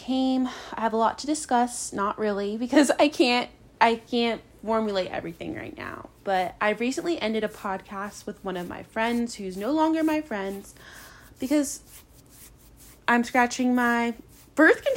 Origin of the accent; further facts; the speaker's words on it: Charlottesville, Virginia, United States; moved away; I grew up in Charlottesville, Virginia.